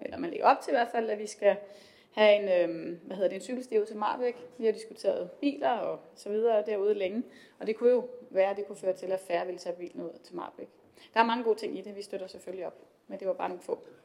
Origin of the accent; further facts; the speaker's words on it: Esbjerg, Southern Denmark, Denmark; som Jertingenser og også bare som Esbjergenser